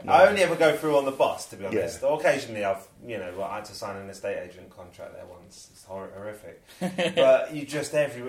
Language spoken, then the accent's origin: English; London, United Kingdom; Yeah, I grew up on Portland Street among other streets.